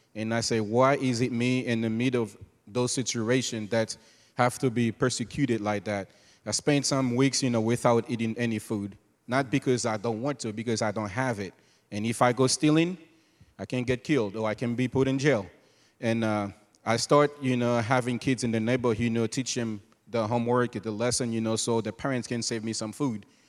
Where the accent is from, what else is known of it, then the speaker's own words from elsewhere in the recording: Haiti; moved away; also born or lived in Cabaret; born and raised in Haiti.